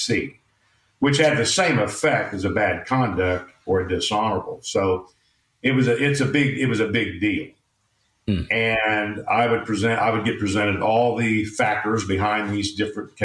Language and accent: English; Tulsa, Oklahoma, United States; moved away as an adult; now in Houston, United States; Tulsa was my hometown